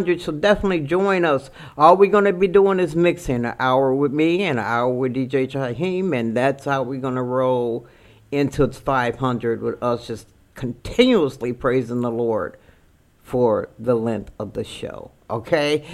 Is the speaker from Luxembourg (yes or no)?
no; Chicago, Illinois, United States; I'm from Chicago